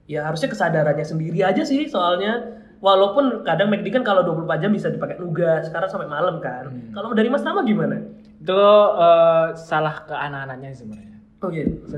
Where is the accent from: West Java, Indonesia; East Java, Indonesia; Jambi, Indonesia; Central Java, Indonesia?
East Java, Indonesia; Malang; Terus ngomongin tempat-tempat di khususnya di Malang nih ya kan iya. kita orang Malang nih.